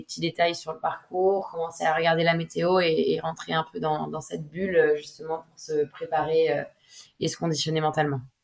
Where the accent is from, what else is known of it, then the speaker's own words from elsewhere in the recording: Bay of Morlaix, Brittany, France; je suis originaire de la baie de Morlaix. c'est là où j'ai commencé à naviguer en optimisme